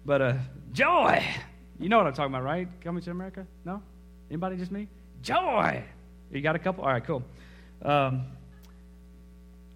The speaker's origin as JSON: {"language": "English", "country": "United States"}